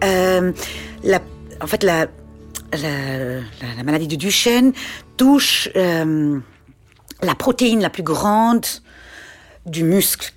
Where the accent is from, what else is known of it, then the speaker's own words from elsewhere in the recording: Schaffhausen, Switzerland; J'ai grandi euh, en Suisse allemande, à Schaffhouse